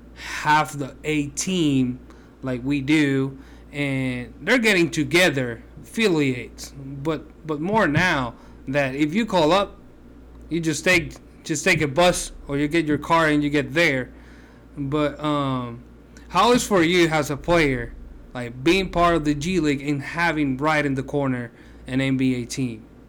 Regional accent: Puerto Rico; I'm from Puerto Rico

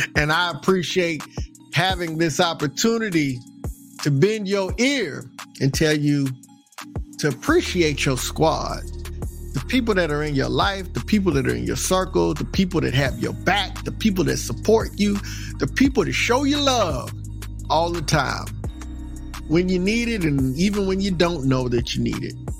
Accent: Texas, United States; also born or lived in Maryland, Virginia, DC area; now in Maryland/Virginia/DC area, United States; I'm from Texas

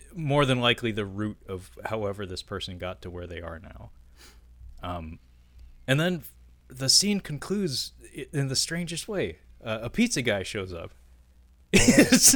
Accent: Seattle, Washington, United States; that sounds like my hometown

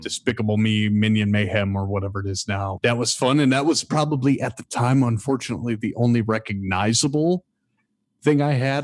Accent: Michigan, United States; moved away; I'm, I'm from Michigan originally

